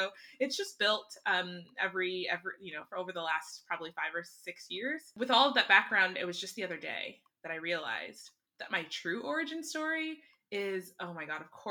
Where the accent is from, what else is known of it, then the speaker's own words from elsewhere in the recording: Minnesota, United States; Born and raised in Minnesota to Nigerian immigrant